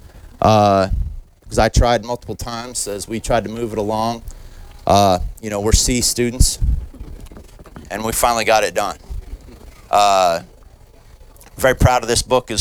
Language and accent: English; rural north central Kansas, United States; I grew up in Kansas, rural north central Kansas on a cattle ranch